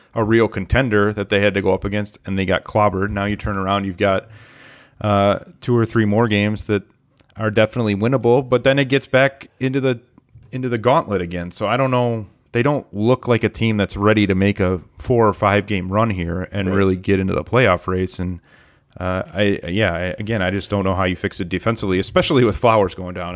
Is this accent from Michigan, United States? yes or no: yes; Michigan, United States; I was born and raised in Michigan